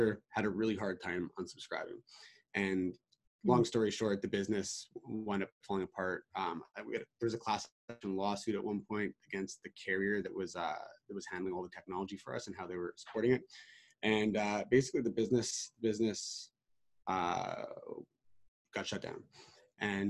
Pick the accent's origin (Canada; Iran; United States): Canada; I'm Canadian